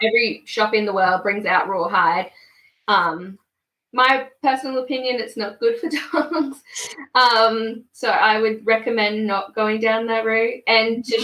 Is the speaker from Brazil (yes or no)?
no; Queensland, Australia; now in Melbourne, Australia; I'm originally from Queensland, but I'm living in Melbourne.